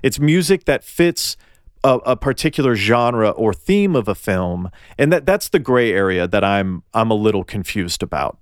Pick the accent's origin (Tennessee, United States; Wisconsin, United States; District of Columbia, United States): Tennessee, United States; I'm from Tennessee and we mispronounce everything